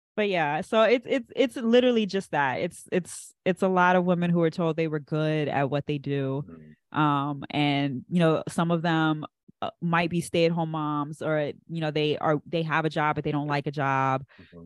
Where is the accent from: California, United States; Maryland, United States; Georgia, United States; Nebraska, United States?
Maryland, United States; Andrews; my parents were stationed at Andrews, and that's I was born right on Andrews, and we never left.